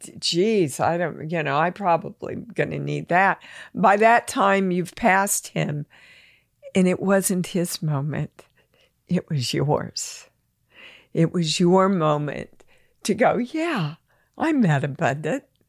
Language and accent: English; Kansas, United States; moved away as an adult; I'm from Kansas